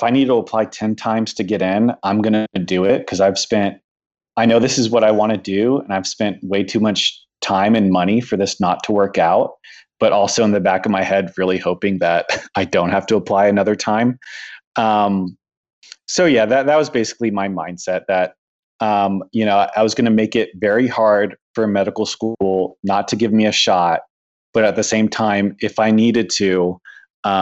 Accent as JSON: {"language": "English", "town": "San Antonio", "region": "Texas", "country": "United States", "tie": "born or raised there", "said": "my hometown in San Antonio"}